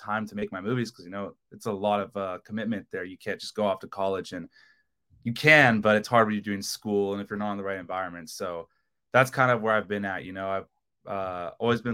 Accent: Long Beach, California, United States; I'm from Long Beach, California, 20 years old

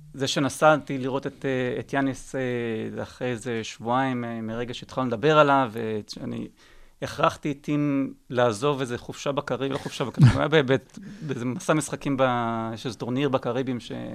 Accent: Israel; אני ישראלי

